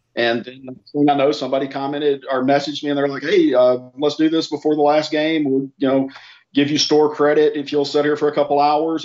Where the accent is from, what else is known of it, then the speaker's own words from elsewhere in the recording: the South, United States; I'm from the South. I mean, I grew up on Memphis wrestling Saturday mornings.